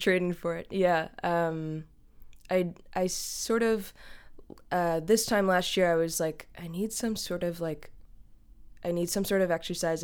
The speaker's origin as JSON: {"language": "English", "area": "the Berkshires", "region": "Western Massachusetts", "country": "United States", "moved": "yes", "lives_now": "Brooklyn, United States", "said": "I live in Brooklyn, New York, um, though I'm originally from Western Massachusetts, uh, from an area called the Berkshires"}